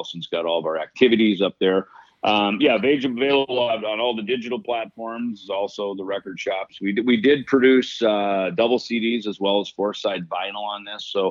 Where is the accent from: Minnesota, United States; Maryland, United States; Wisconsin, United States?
Minnesota, United States; Jackson; a little town I grew up in Jackson, Minnesota